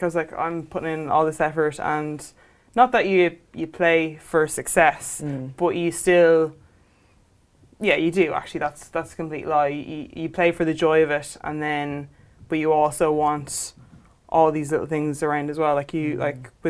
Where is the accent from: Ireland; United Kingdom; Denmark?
Ireland; Kilcullen, Leinster